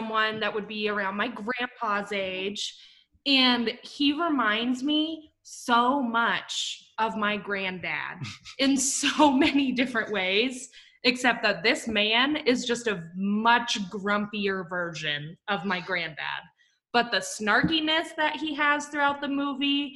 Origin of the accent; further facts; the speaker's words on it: Scandia, Kansas, United States; Scandia, Kansas, little tiny town I grew up in with less than 350 people